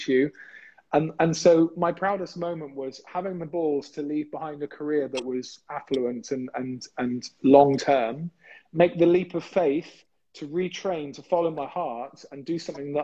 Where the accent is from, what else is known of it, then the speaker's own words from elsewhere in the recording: England, United Kingdom; I was the only English guy there